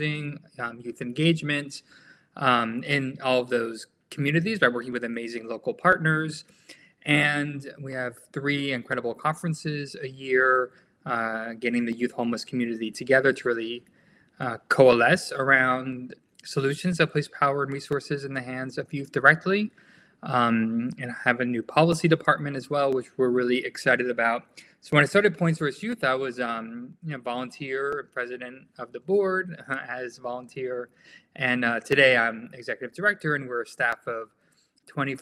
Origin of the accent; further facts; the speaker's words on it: Miami Beach, Florida, United States; moved away as an adult; also born or lived in California; I grew up in Miami Beach.